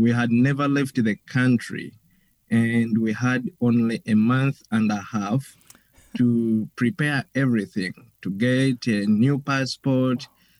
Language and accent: English; Uganda; moved away as an adult; now in Chicago, United States; I am from the Diocese of Kiyinda Mityana in Uganda. I have been ordained a priest for now a year. I made a year on May 1st. I came here to the United States